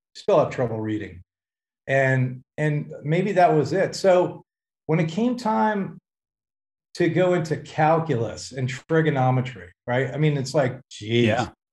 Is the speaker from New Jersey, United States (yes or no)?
yes; Hackensack, New Jersey, United States; also born or lived in Los Angeles; now in California, United States; I, I, was born and raised in New Jersey, born in Hackensack